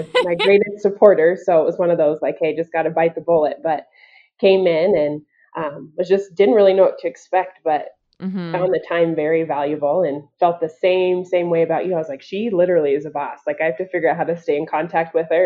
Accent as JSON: {"language": "English", "town": "Aurora", "region": "Colorado", "country": "United States", "tie": "born or raised there", "said": "I'm born and raised in Colorado, in Aurora"}